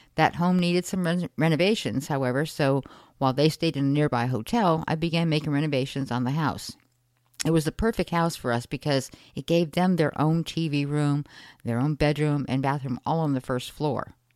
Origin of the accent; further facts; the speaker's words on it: Connecticut, United States; I grew up in Connecticut in a middle-class family of five